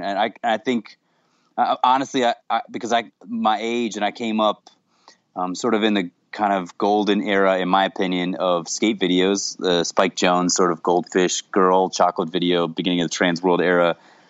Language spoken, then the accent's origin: English; Jacksonville, Florida, United States; I grew up in Jacksonville, Florida, which is like sort of like it's a bit of a cultural desert in a lot of ways.